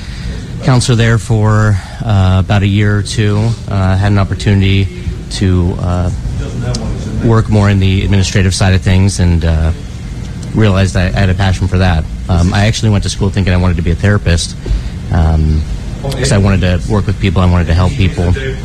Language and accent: English; Carmel Valley, California, United States; I'm the COO of Community Human Services. I'm local, born and raised in Carmel Valley.